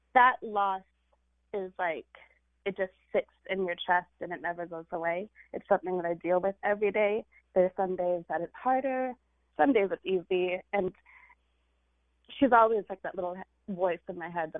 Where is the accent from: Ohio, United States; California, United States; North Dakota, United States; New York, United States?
California, United States; this Indian girl who grew up in California